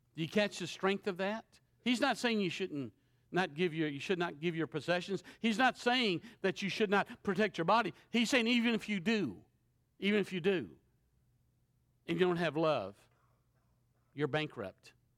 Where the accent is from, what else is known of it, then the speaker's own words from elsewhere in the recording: Shreveport, Louisiana, United States; I'm from Shreveport, Louisiana